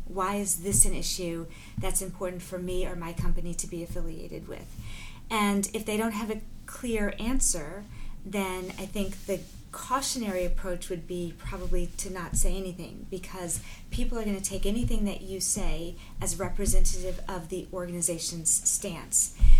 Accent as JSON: {"language": "English", "region": "Texas", "country": "United States", "tie": "born or raised there", "also_born_or_lived": "Bermuda", "said": "I ended up being raised by my mother, black woman, and my stepfather, Jewish white man, in the South in in Texas."}